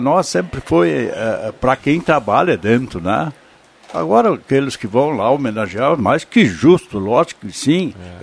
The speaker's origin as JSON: {"language": "Portuguese", "town": "Vale do Sol", "region": "Rio Grande do Sul", "country": "Brazil", "tie": "born or raised there", "said": "eu nasci lá e eu tenho aquele, aquele primeiro livro uh, publicado, onde eu eternizei aquela minha infância no Vale do Sol"}